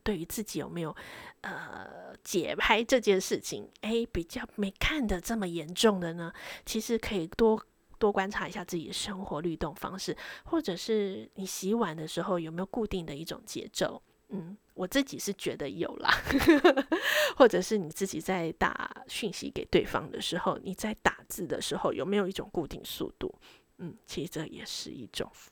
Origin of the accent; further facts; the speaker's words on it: Taiwan; moved away as an adult; now in London, United Kingdom; 我们台湾人